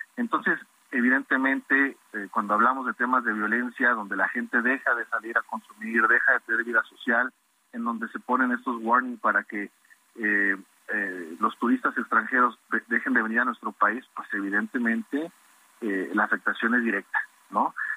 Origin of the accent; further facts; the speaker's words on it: Mexico; como mexicanos